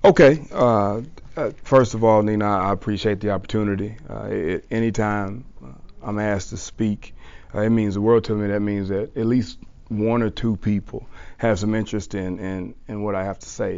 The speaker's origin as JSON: {"language": "English", "region": "South Mississippi", "country": "United States", "said": "I'm from South Mississippi"}